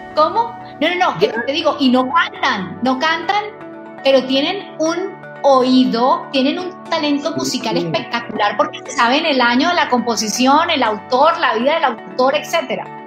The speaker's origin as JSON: {"language": "Spanish", "town": "Barranquilla", "region": "Atlántico", "country": "Colombia", "said": "yo soy costeña, yo soy de la costa de Barranquilla, de Colombia"}